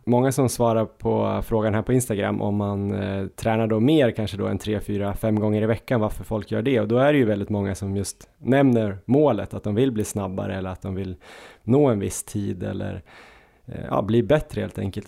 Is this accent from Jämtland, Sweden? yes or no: yes; Jämtland, Sweden; vi är från Jämtland